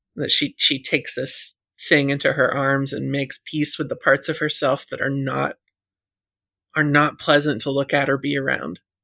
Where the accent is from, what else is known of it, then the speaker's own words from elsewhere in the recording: United States; being American